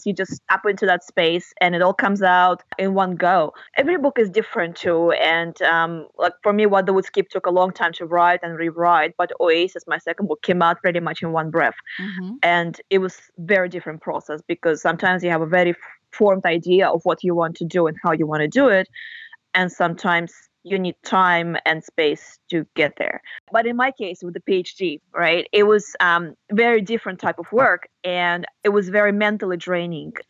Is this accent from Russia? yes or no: yes; Russia; first language Russian; English is a second language; moved away as an adult; also born or lived in Australia / United States; I was born and grew up in Russia, and uh, Russian is my native language.